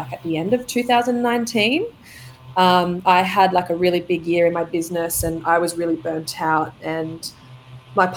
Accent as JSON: {"language": "English", "town": "Gold Coast", "region": "Queensland", "country": "Australia", "also_born_or_lived": "Sydney", "moved": "yes", "lives_now": "Lennox Head, Australia", "said": "I moved to Sydney for about 10 years before coming back this way, originally living on the Gold Coast, so it's nice to be back. Yeah, back closer to home."}